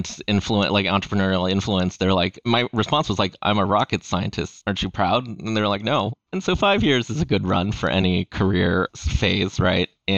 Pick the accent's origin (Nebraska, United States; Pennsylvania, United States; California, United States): California, United States; Los Angeles; born and raised in Los Angeles, my parents, when they moved to the United States in 1979, they opened a fish and chips restaurant